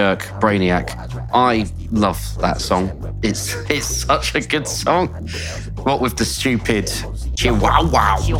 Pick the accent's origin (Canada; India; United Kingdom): United Kingdom; South West England; I'm from Somerset.